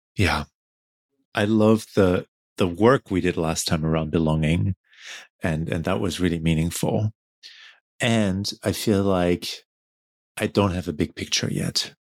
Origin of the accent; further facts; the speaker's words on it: Germany; moved away; I I only connect back to my home country and my family like on these trips